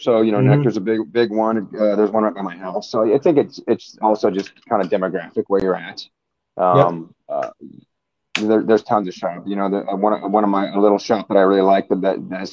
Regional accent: Bend, Oregon, United States; I'm from Bend, Oregon

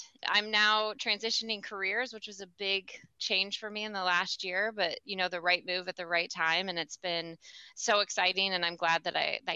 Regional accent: Ohio, United States; moved away as an adult; also born or lived in Michigan / Idaho; now in Massachusetts, United States; I'm originally from Ohio. Grew up there, went to college there.

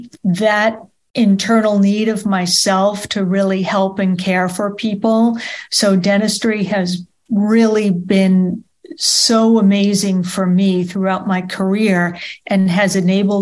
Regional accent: New York, United States; moved away as an adult; also born or lived in Boston; I moved back to where I was born here in New York

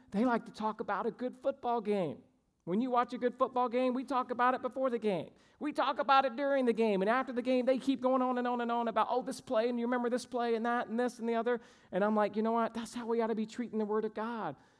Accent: Georgia, United States; moved away; I grew up in Georgia

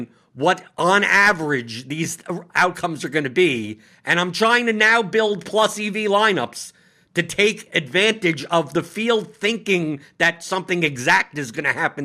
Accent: New York, United States; I'm from New York, so I speak very bluntly and honestly.

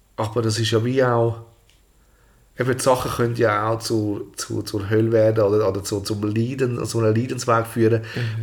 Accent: Zurich, Switzerland; moved away; also born or lived in Altstätten / California; ich bin eigentlich in Albisrieden aufgewachsen

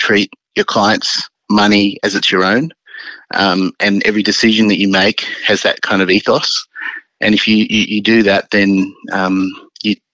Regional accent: Sydney, New South Wales, Australia; moved away as an adult; now in Melbourne, Australia; growing up in Sydney, it's always your home

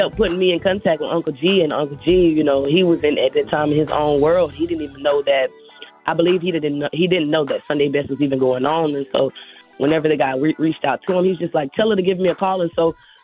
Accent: Pensacola, Florida, United States; I'm from Pensacola, Florida

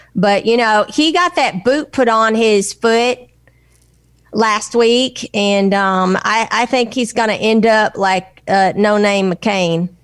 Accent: Nashville, Tennessee, United States; I'm from Tennessee. I was born in Nashville

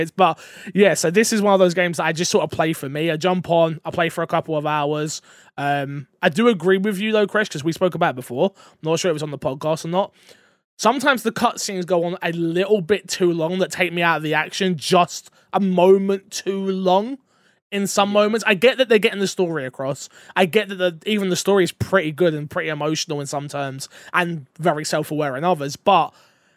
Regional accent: London, United Kingdom; being from London

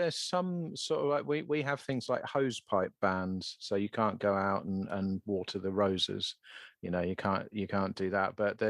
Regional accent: United Kingdom; being British

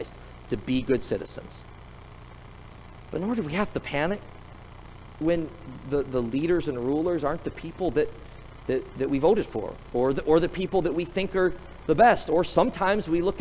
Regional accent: United States; as an American

